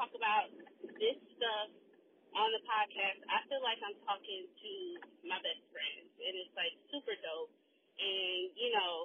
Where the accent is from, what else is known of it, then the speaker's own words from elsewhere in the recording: Milwaukee, Wisconsin, United States; I am from Milwaukee